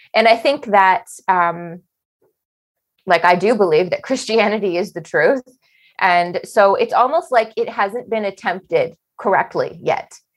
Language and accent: English; Canada; we're Canadian